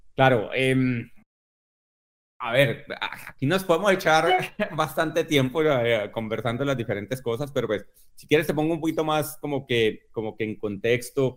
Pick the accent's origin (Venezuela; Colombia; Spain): Colombia; yo crecí precisamente en Colombia